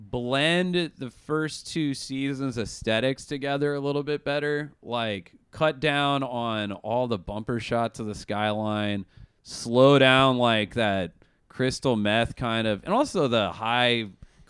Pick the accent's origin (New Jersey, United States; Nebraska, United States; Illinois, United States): Nebraska, United States; I grew up in Nebraska around, like, tough a-holes, you know?